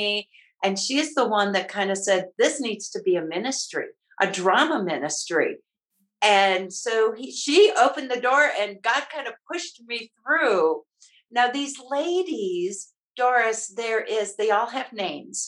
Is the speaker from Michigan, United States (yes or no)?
yes; Michigan, United States; moved away as an adult; also born or lived in Maryland; now in Colorado, United States; I always say I grew up in Michigan. I raised my kids in Maryland, and I now enjoy being a Nana in Colorado